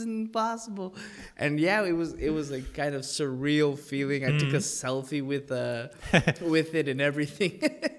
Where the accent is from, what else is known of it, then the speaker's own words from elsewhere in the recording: El Paso, Texas, United States; Well, I mean, I'm born and bred in El Paso, Texas. My dad's American. My mom's Mexican. I grew up on the border.